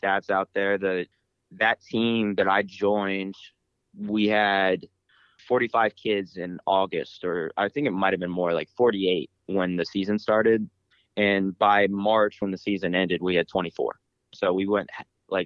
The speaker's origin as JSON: {"language": "English", "town": "Columbus", "region": "Ohio", "country": "United States", "tie": "born or raised there", "said": "Growing up in Columbus, wrestling's everywhere"}